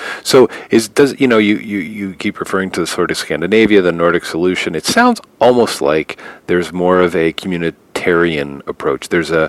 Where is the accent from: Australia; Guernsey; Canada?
Canada; as a Canadian